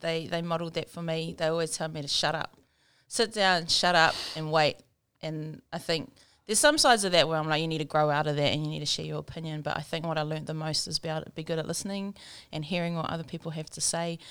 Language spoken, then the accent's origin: English; Rotorua, Bay of Plenty, New Zealand; I was born and raised in Rotorua.